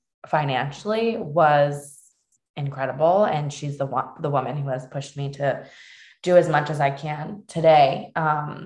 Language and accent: English; Cambridge, Massachusetts, United States; also born or lived in Cape Cod / Dorchester, Boston / Fall River; we landed in Cambridge, which was such a blessing because we were always going to school, my siblings and I, in Cambridge